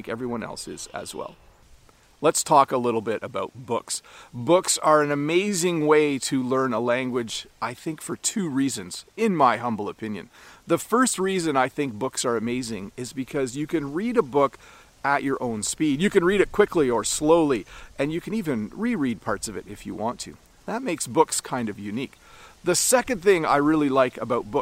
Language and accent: English; Canada